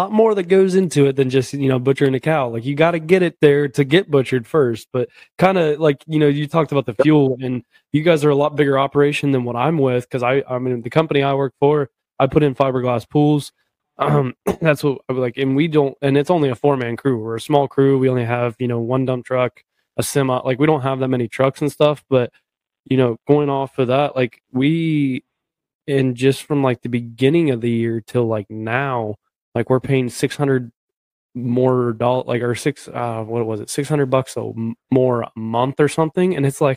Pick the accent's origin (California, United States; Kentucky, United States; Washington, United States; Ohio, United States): Ohio, United States; where like I've grown up. You know, I'm from Ohio